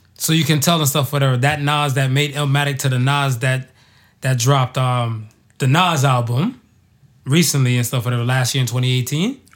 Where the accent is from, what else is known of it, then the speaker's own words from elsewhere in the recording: United States; I grew up and stuff in America.